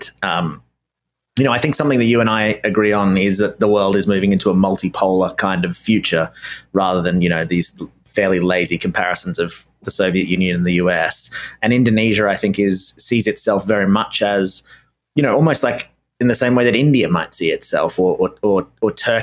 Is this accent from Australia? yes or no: yes; Australia; being Australian